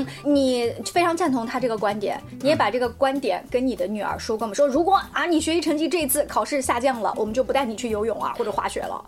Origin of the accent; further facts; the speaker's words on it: China; 我觉得我们中国人是非常非常热血沸腾的